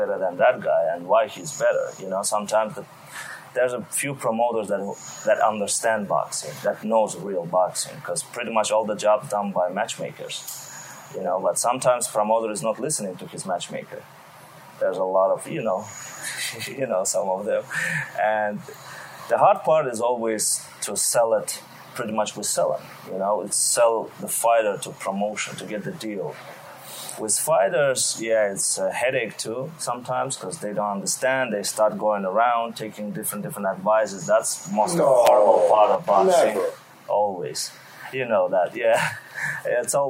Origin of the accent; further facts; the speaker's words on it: Azerbaijan; It was in Baku, my home country in Azerbaijan.